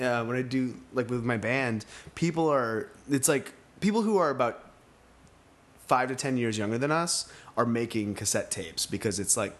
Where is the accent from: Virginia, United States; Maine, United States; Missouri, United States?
Maine, United States; Samford; moved away; I'm from Maine